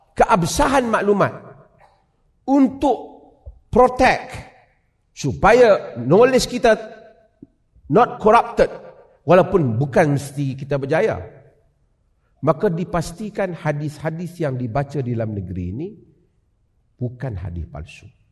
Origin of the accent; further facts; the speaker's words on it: Penang, Malaysia; now in Perlis, Malaysia; Sejak saya lahir di Penang. Duduk di Perlia.